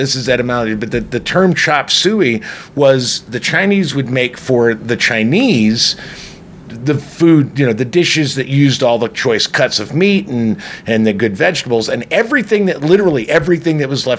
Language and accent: English; Ireland; I'm Irish, so fuck